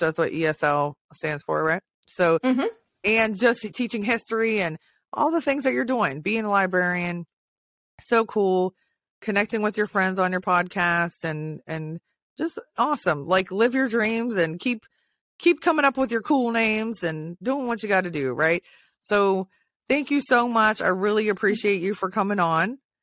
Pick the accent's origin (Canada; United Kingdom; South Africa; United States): United States; Hawaii; I was born in Hawaii too